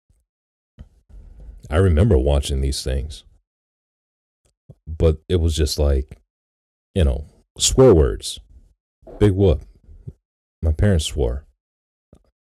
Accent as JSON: {"language": "English", "town": "Detroit", "region": "Michigan", "country": "United States", "tie": "born or raised there", "said": "when I was growing up in Detroit"}